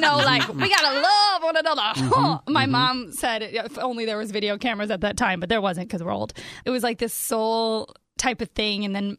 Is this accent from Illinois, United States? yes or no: yes; Chicago, Illinois, United States; born there; also born or lived in North Carolina; When I was born near the Chicago area, mm-hmm. my grandfather didn't get to like spend that time with me. Those first from age 2 to 7, and we lived in North Carolina.